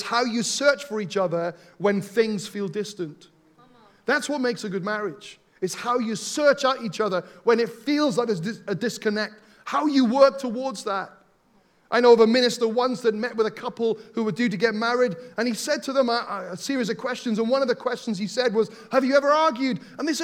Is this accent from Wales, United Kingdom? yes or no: yes; Wales, United Kingdom; Growing up in Wales